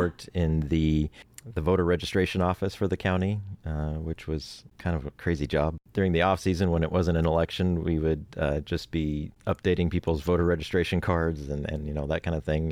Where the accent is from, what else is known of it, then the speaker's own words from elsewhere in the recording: Oregon, United States; moved away as an adult; now in Los Angeles, United States; I grew up in Oregon, actually. I'm originally from Oregon